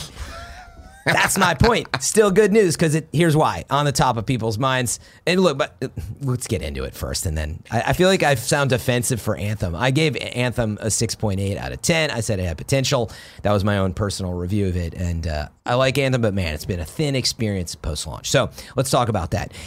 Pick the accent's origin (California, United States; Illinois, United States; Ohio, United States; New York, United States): Illinois, United States; Chicago; moved away; I'm from Chicago.